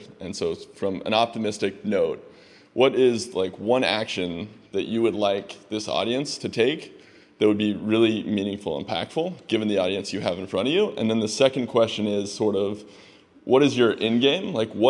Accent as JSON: {"language": "English", "town": "Kansas City", "region": "Missouri", "country": "United States", "said": "I come from Kansas City, Missouri"}